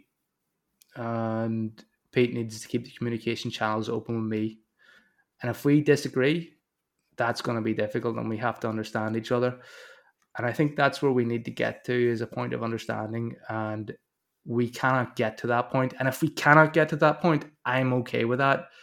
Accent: Northern Ireland, United Kingdom; growing up in Northern Ireland

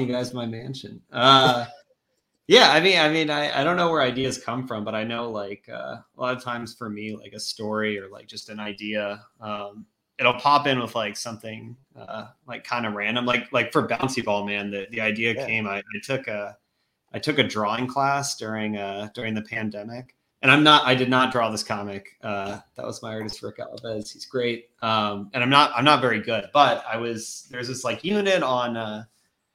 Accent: Virginia, United States; now in New York City, United States; I grew up in Virginia.

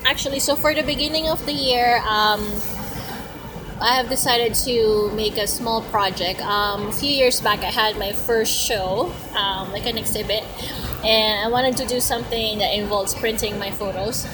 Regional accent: Philippines; now in Canada; I grew up in the Philippines before moving to Canada

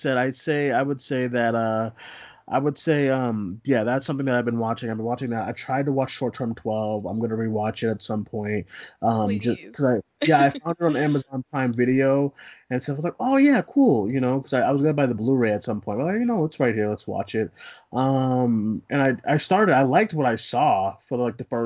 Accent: Boston, Massachusetts, United States; We're both from Boston

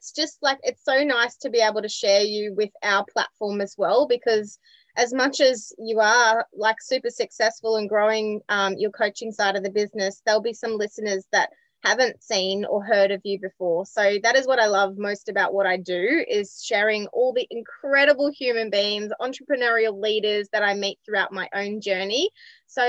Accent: Scotland, United Kingdom; I'm Scottish

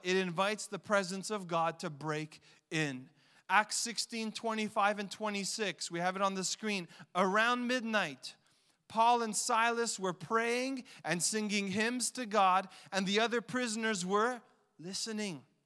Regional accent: Montreal, Quebec, Canada; I grew up in Montreal

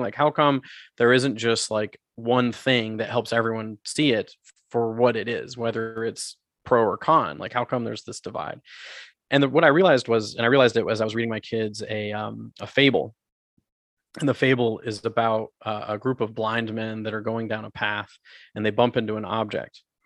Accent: United States; also born or lived in South America; now in Canada; I was born in the States, I grew up in the, I grew up there

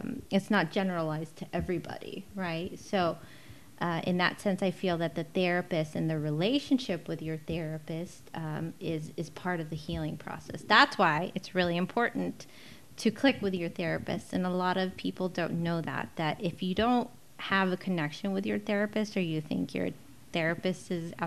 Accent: La Mirada, California, United States; also born or lived in Mexico City, Mexico / Hacienda Heights; now in Whittier, United States; I am not from Whittier. I grew up in La Mirada. I was born in Mexico City

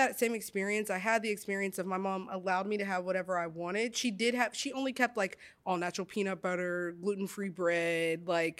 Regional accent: Monticello, Arkansas, United States; I grew up in Monticello, Arkansas, babes. Like, we ate gizzards, pig feet.

